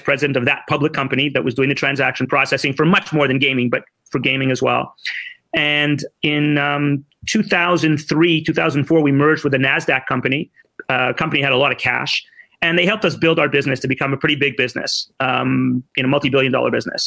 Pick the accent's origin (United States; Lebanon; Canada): Canada; Montreal, Quebec; also born or lived in Ottawa; I'm a 55-year-old, born and bred in Montreal